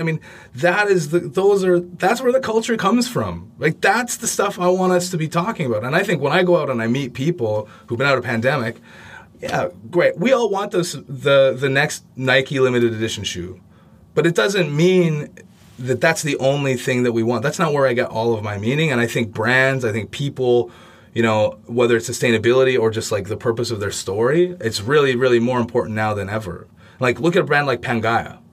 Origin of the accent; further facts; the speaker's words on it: Canada; I'm from Canada